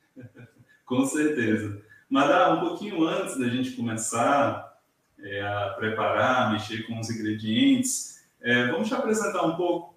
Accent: Bahia, Brazil; eu sou baiano

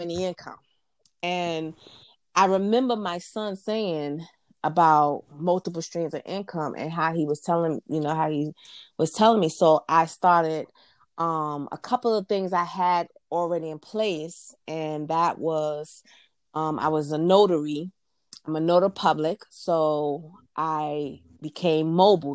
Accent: New York City, New York, United States; moved away as an adult; now in Virginia, United States; I was born and raised in New York City and Queens

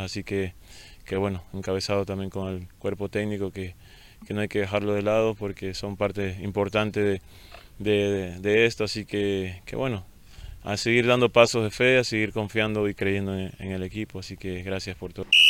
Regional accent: El Oro, Ecuador; estar aquí en mi tierra, sobre todo de representar a, un club con, grandes expectativas que está creciendo, que busca la grandeza. Eh, como lo es Orense, así que representar a mi provincia también significa mucho para mí.

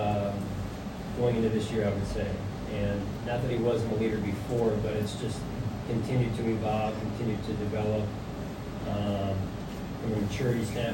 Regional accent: outside of Philadelphia, Pennsylvania, United States; moved away; also born or lived in Seattle, Washington; when I was young, just growing up outside of Philadelphia, Pennsylvania

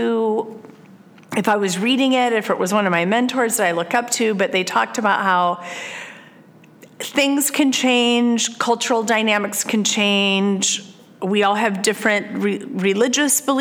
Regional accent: Iowa, United States; moved away as an adult; I was born and raised in Iowa and lived there for the first 40 years of my life

